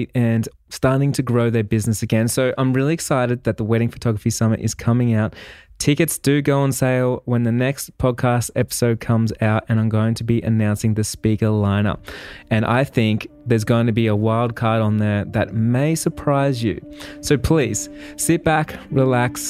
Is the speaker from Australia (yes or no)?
yes; Melbourne, Victoria, Australia; I'm from Melbourne, Australia